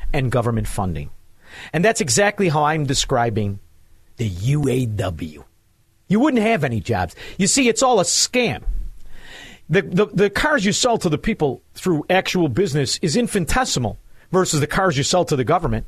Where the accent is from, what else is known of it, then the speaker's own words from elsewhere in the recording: Melrose Park, Illinois, United States; I'm a man from Melrose Park